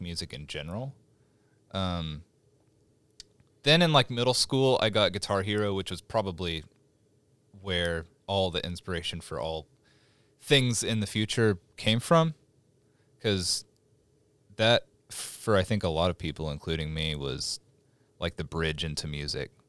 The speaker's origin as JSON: {"language": "English", "town": "Stillwater", "region": "Oklahoma", "country": "United States", "tie": "born or raised there", "moved": "as an adult", "lives_now": "Oklahoma City, United States"}